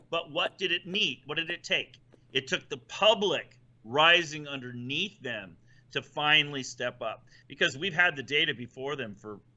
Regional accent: Ohio, United States; I'm from Ohio

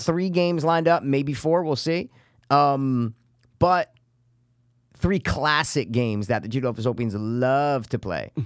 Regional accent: United States; we're American

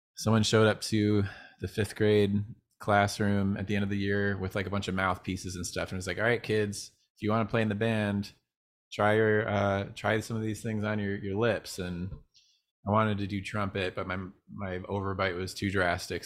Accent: Northville, Michigan, United States; now in California, United States; I grew up in a small town called Northville

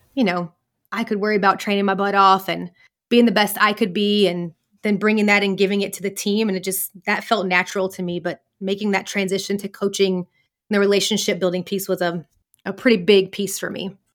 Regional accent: the South, United States; So I grew up in, in the U S, I grew up in the South

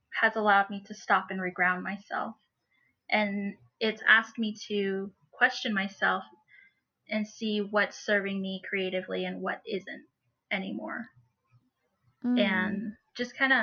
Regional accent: Cortez, Colorado, United States; I've lived here all my life

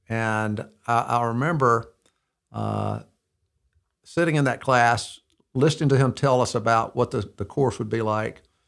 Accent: Mountain Brook, Alabama, United States; also born or lived in Birmingham, Alabama; I was born, uh, December fifteenth, nineteen fifty-three. I'm sixty-eight years old in, uh, in Birmingham, Alabama. Um, I grew up in Mountain Brook

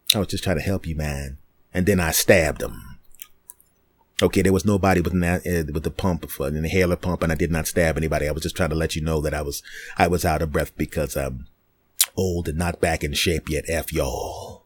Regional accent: Philadelphia, Pennsylvania, United States; moved away; I'm from Philadelphia originally

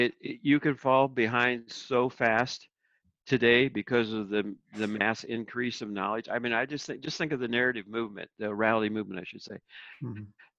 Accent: Philippines; And because then that was kind of my background where I came from the Philippines.

